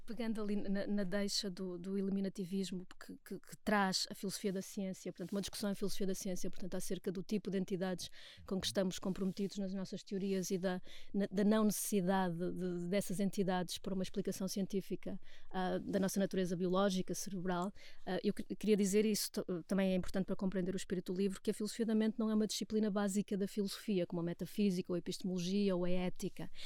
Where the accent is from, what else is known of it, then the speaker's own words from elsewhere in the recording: Portugal; nós somos portugueses e nós queremos trabalhar em português